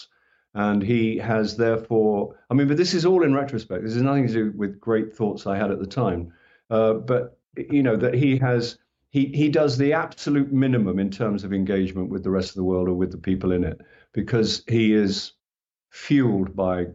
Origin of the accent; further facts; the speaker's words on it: England, United Kingdom; I'm from England